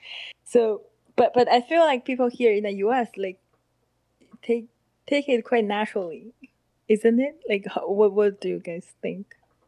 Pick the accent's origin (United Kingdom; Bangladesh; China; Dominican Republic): China; born or raised there; English is a second language; moved away as an adult; also born or lived in Harbin, China / South Korea; now in United States